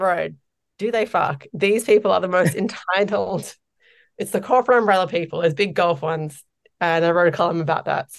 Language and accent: English; Australia; moved away as an adult; now in Ireland; as an Australian